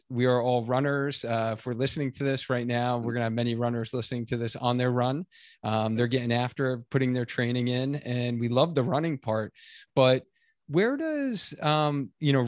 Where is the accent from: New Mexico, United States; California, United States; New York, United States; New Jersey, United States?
New York, United States; now in Connecticut, United States; I'm originally from New York